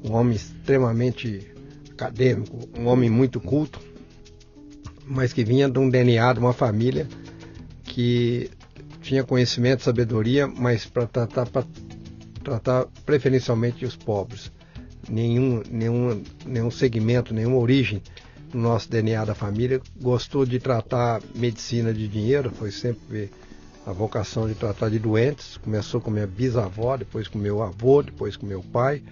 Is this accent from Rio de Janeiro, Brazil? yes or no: no; Barretos, São Paulo, Brazil; Eu cresci em Barretos